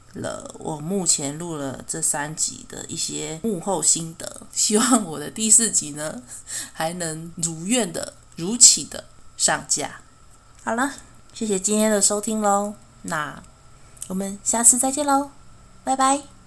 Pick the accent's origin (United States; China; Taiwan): Taiwan; 身为台湾人